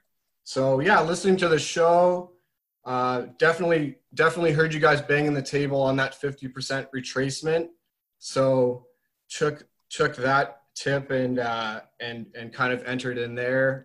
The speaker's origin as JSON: {"language": "English", "town": "Oakville", "region": "Ontario", "country": "Canada", "also_born_or_lived": "Hamilton, Ontario", "lives_now": "Mississauga, Canada", "said": "I'm from Oakville, Ontario, Canada"}